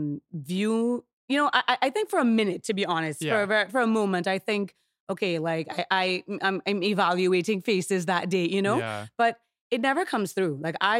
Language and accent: English; Trinidad & Tobago; accent: Trinidadian; moved away; Which is, you know, a big reason that I speak in my Trinidadian accent.